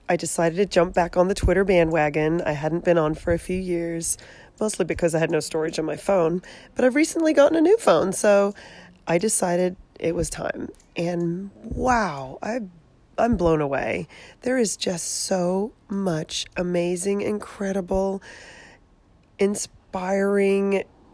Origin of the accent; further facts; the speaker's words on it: Australia; moved away as an adult; also born or lived in San Jose, California; now in California, United States; I grew up in Australia, born and raised